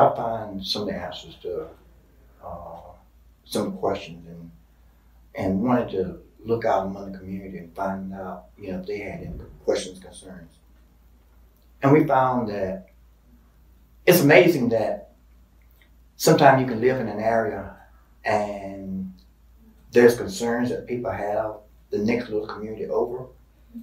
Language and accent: English; Duplin County, North Carolina, United States; I was born and raised here in Duplin County